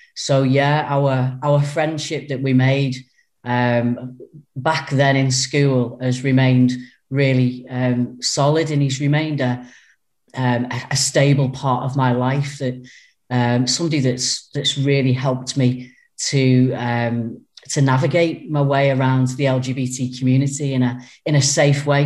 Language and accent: English; Runcorn, North West England, United Kingdom; I was born and brought up in Runcorn.